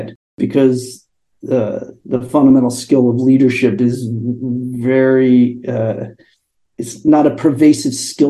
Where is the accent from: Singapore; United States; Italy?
United States; Connecticut; moved away as an adult; now in San Francisco, United States; I grew up on the East Coast, Connecticut